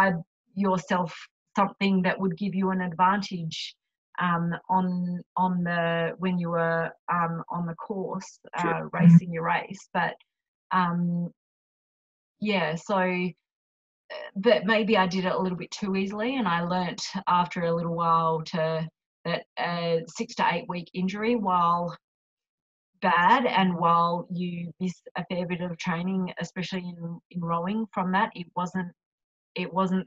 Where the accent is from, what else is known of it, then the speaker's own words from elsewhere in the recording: Australia; accent: Australian; my accent